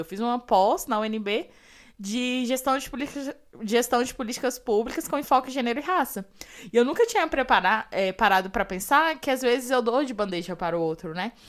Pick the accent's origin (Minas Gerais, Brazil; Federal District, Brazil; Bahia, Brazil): Federal District, Brazil; Ceilândia; Lá na Ceilândia, na minha quebrada